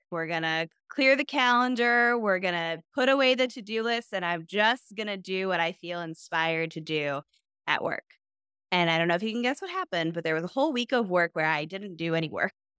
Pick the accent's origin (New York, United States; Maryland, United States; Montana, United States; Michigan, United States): Michigan, United States; I'm from Michigan